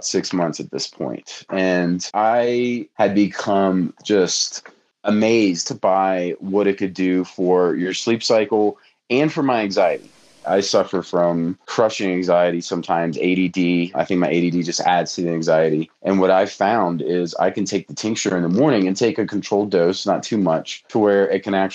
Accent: New Orleans, Louisiana, United States; moved away as an adult; also born or lived in Banner Elk, North Carolina; So I grew up in New Orleans, Louisiana. I lived there for most of my life.

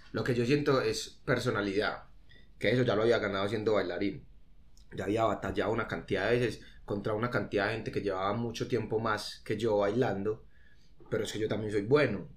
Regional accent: Colombia; nosotros somos de Colombia

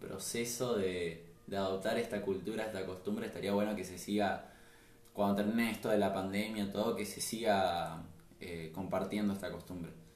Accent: Puerto Iguazú, Misiones, Argentina; nosotros somos de Puerto Iguazú Misiones, la ciudad de las Cataratas

